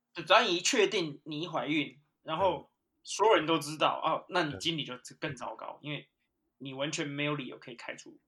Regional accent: Taiwan; moved away as an adult; now in United Kingdom; 因为我也是台湾人，我们土生土长的

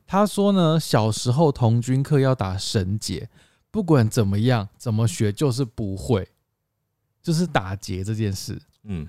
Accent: Tainan, Taiwan; 我们台南人欸

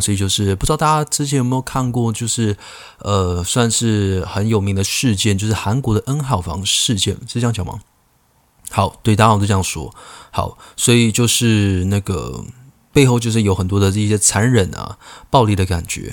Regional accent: Keelung, Taiwan; 我是基隆人，所以我那时候我读的国小呢，在一个，呃，小山坡上面

